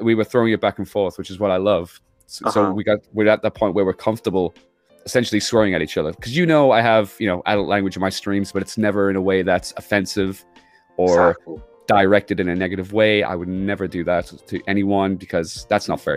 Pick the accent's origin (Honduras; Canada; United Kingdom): United Kingdom